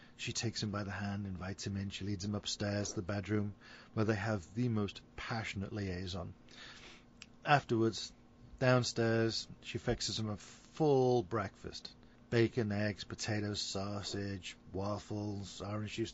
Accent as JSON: {"language": "English", "region": "England", "country": "United Kingdom", "moved": "yes", "said": "being English"}